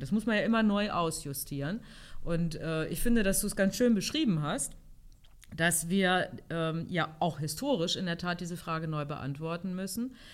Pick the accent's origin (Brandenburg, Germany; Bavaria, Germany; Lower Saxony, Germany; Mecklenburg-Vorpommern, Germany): Lower Saxony, Germany; Hanover; Ich bin heute wieder in meiner Heimatstadt Hannover